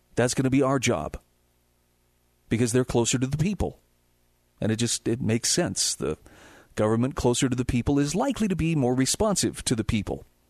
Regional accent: Utah, United States; My home state of Utah

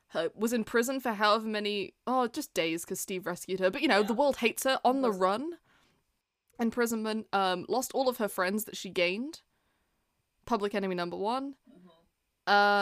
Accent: Wales, United Kingdom; We are Welsh

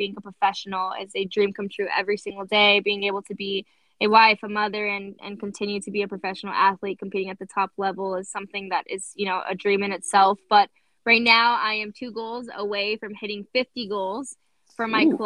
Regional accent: La Puente, California, United States; now in San Diego, United States; I'm originally from La Puente, California

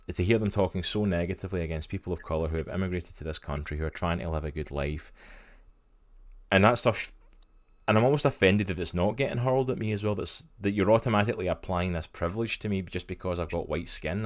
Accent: Scotland, United Kingdom; now in United States; I come from Scotland. I live in America, but I'm okay. originally from Scotland.

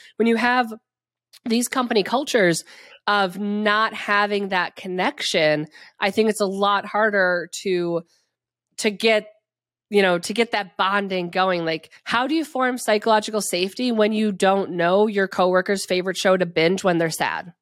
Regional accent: Wisconsin, United States; accent: Wisconsin; also born or lived in New York City; my Wisconsin accent slips in so strong

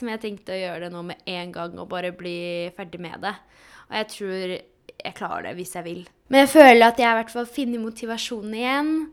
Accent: Poland; now in Norway; Jeg er jo fra Polen

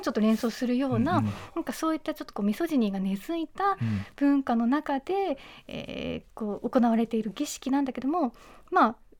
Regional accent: Toyama, Japan; 富山出身

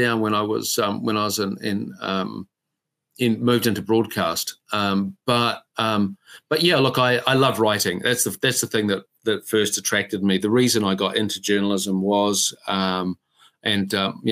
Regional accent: Whanganui, Manawatū-Whanganui, New Zealand; I grew up in Whanganui

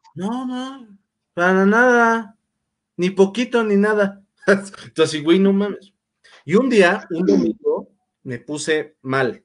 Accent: Mexico; así en realidad somos los mexicanos en general

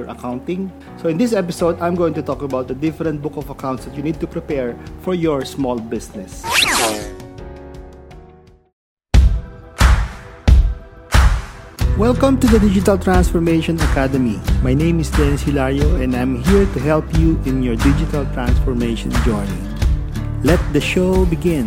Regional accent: Lucena, Calabarzon, Philippines; now in Santo Tomas, Philippines; I am from Lucena

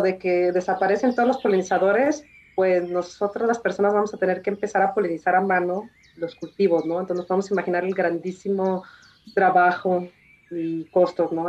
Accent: Jalisco, Mexico; yo soy jalisciense

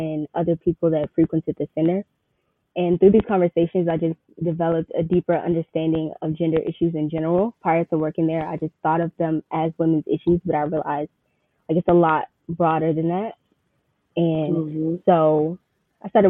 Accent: Riverdale, Georgia, United States; I'm from Riverdale, Georgia

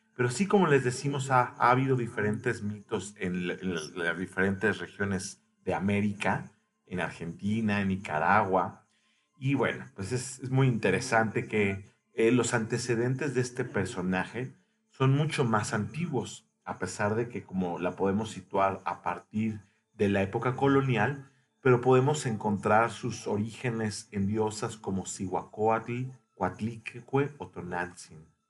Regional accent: Mexico

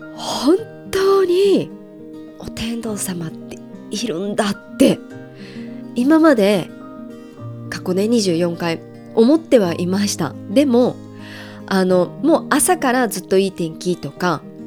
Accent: Japan; 私が生まれ育った場所は日本

